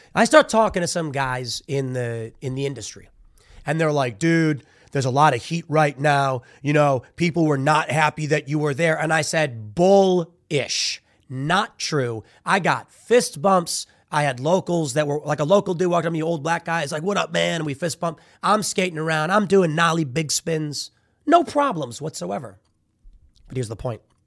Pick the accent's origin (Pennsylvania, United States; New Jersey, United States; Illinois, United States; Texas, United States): Illinois, United States; Chicago; growing up in Chicago